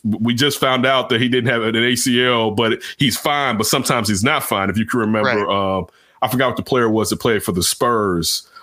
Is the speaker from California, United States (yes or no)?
no; Chicago, Illinois, United States; my hometown Chicago